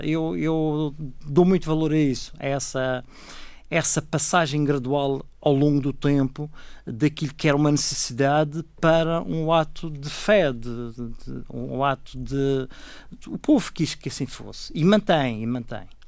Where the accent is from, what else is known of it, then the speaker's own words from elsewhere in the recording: Machico, Madeira, Portugal; Os meus pais são de Mexico e eu a minha juventude passei toda em, em Mexico